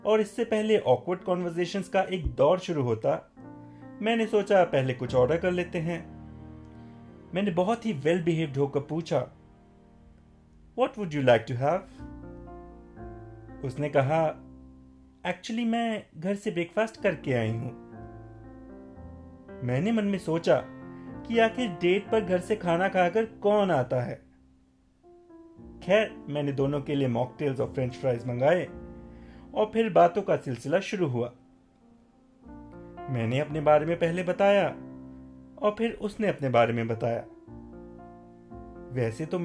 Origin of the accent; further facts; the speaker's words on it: Patiala, Punjab, India; moved away as an adult; now in Gurgaon, India; वैसे मेरा बचपन पटियाला में बीता है लेकिन एमबीए के बाद से मैं दिल्ली गुड़गांव में ही रह रहा